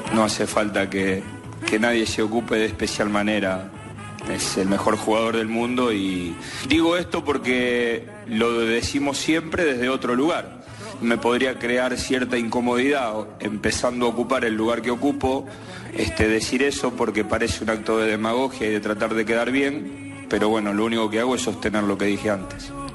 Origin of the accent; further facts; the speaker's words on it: Rosario, Santa Fe, Argentina; moved away; somos de Rosario